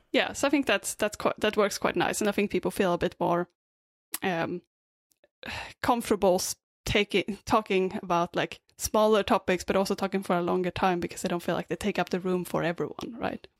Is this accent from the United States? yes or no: no; Sweden; also born or lived in Australia; now in Vancouver, Canada; I'm originally from Sweden, uh, but I lived in Australia a bit before this, and now I'm in Vancouver.